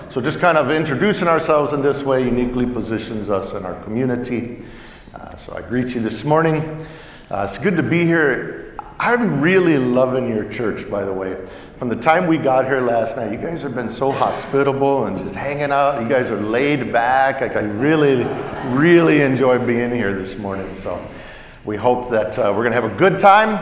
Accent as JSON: {"language": "English", "area": "Yakama Nation", "region": "Washington", "country": "United States", "said": "we're from the Yakima Nation"}